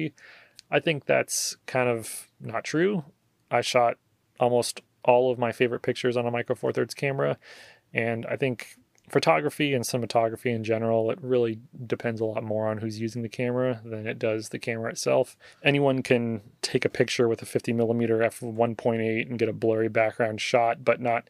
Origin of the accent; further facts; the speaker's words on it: Oregon, United States; moved away as an adult; now in Texas, United States; the things that I'm missing from Oregon, you know, aside from all my family and friends that are there